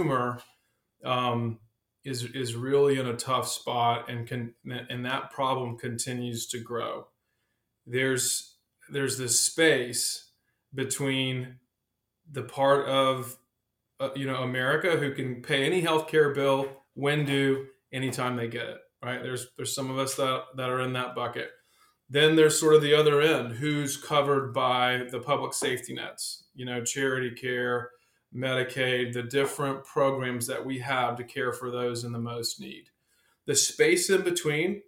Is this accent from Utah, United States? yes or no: no; South Carolina, United States; also born or lived in Texas / Charlotte area; now in Charlotte, United States; I'm actually originally from South Carolina